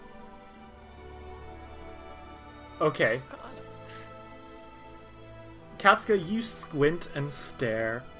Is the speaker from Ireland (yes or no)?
yes; Ireland; I'm Irish